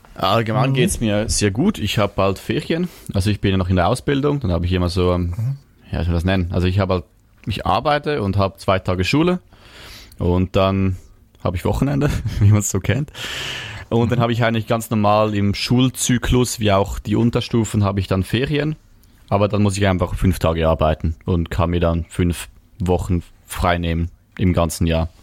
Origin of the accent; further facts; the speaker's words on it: Switzerland; ich komme aus der Schweiz